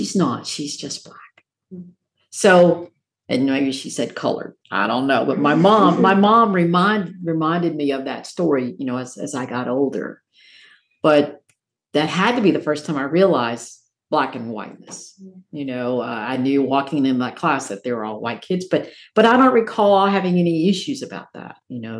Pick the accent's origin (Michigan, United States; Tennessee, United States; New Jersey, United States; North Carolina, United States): Tennessee, United States; Morristown; I grew up in Morristown, Tennessee, about an hour away